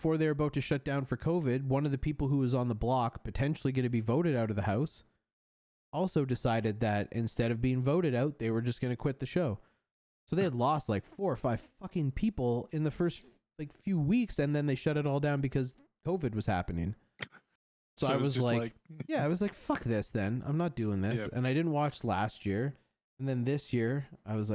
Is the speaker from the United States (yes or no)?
no; Canada; I say that as a Canadian. I love my country